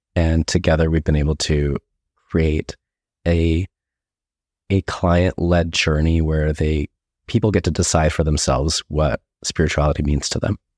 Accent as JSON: {"language": "English", "town": "Escondido", "region": "California", "country": "United States", "tie": "born or raised there", "said": "I grew up in Escondido, California, which is very close to San Diego"}